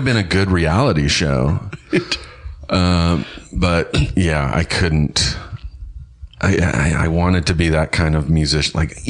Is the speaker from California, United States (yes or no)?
yes; Inland Empire, California, United States; moved away as an adult; also born or lived in Los Angeles; That's my hometown area. I'm so, from the Inland Empire.